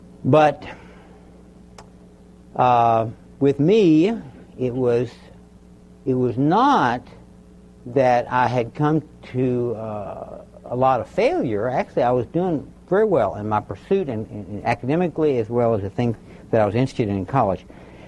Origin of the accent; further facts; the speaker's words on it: Baton Rouge, Louisiana, United States; I was raised down in South Louisiana, Baton Rouge, Louisiana. In those days, very predominantly Catholic.